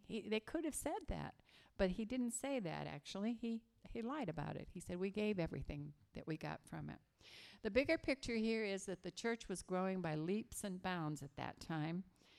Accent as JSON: {"language": "English", "region": "Scotland", "country": "United Kingdom", "said": "I am a Scottish girl. My parents were born in Glasgow."}